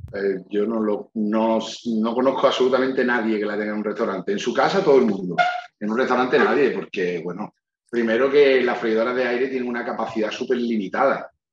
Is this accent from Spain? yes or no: yes; Málaga, Andalusia, Spain; que yo mi Málaga la defienda capa y espada